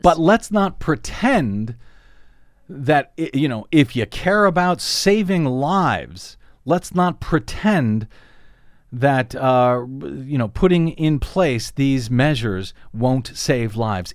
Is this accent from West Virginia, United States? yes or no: no; Missouri, United States; now in Los Angeles, United States; Missouri, my home state